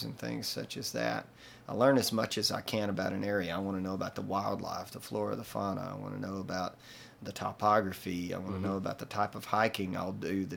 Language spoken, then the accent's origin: English; Booneville, Mississippi, United States; my hometown of Boonville, Mississippi